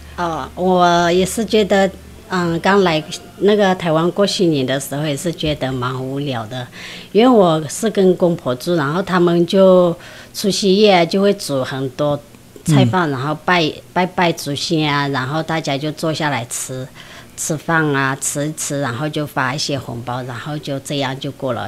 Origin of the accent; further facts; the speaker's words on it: Kunlong, Shan State, Myanmar; moved away as an adult; now in Shulin, Taiwan; 来自缅甸，巩龙